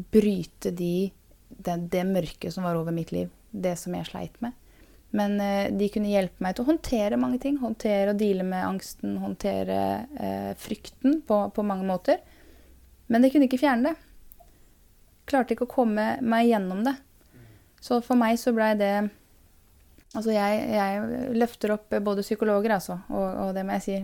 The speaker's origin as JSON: {"language": "Norwegian", "town": "Porsgrunn", "region": "Telemark", "country": "Norway", "tie": "born or raised there", "also_born_or_lived": "Skien / Bamble", "said": "jeg er født i Porsgrunn. Og eh, hadde mine første år i Skien. Eh, men jeg vokste opp i Porsgrunn, gikk på barneskole der."}